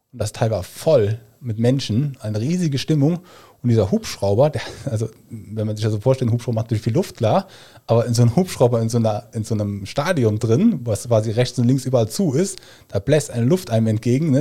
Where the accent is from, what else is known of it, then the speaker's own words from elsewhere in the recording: Germany; moved away as an adult; also born or lived in Hamburg / Australia; ich bin Koch, ich bin Deutscher